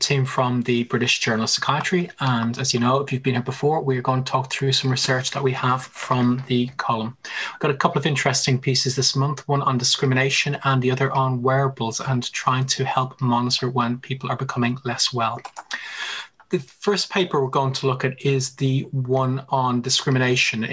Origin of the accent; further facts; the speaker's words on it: Ireland; moved away; I'm Irish